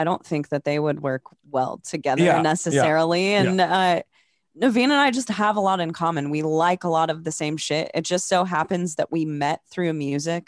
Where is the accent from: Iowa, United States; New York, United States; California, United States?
Iowa, United States; Des Moines; I'm from Des Moines.